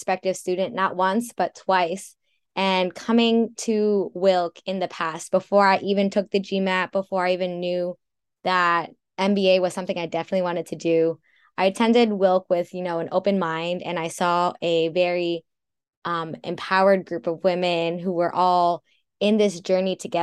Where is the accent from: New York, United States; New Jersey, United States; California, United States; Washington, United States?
New Jersey, United States; moved away; also born or lived in Chicago; I'm originally from New Jersey